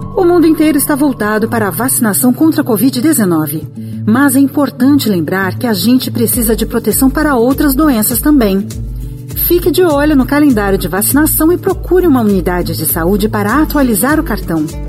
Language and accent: Portuguese; Brazil; nós que somos brasileiros